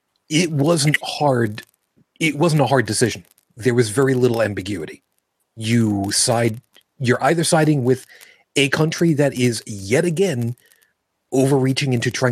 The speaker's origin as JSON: {"language": "English", "town": "Brooklyn", "region": "New York", "country": "United States", "tie": "born or raised there", "said": "for my hometowns of the five boroughs of New York City, because I was born in Brooklyn. Yes. I got rid of my accent."}